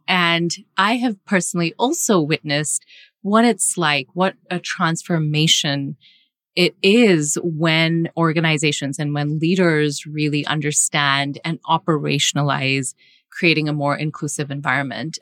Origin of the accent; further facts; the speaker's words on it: Singapore; moved away; I grew up in Asia, I grew up in Singapore